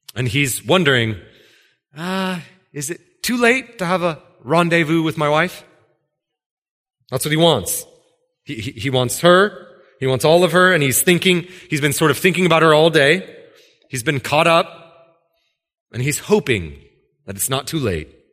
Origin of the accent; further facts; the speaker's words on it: Washington, United States; I was from Washington